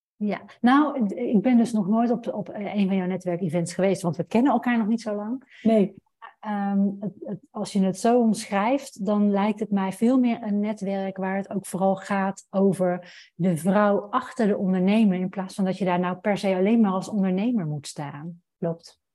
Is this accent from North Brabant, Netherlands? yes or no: yes; Roosendaal, North Brabant, Netherlands; moved away as an adult; also born or lived in Amsterdam; ik ben opgegroeid in Brabant, in Roosendaal